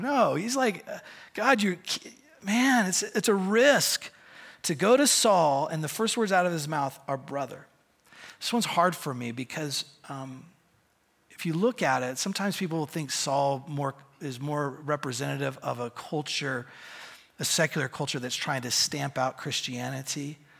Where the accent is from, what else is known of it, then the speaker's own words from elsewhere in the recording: Bend, Oregon, United States; I'm from Bend, Oregon